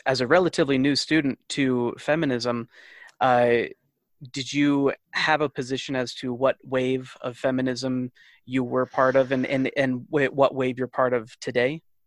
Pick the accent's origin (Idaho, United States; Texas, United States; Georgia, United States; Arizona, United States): Idaho, United States; Rexburg; very privileged male growing up in Rexburg